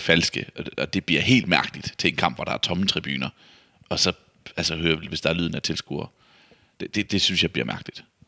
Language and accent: Danish; Vejle, Southern Denmark, Denmark; Vejle, som er jo der, hvor jeg kommer fra